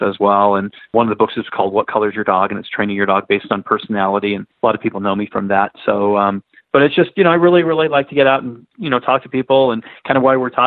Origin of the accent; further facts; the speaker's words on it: Southern California, United States; also born or lived in San Diego; I grew up in Southern California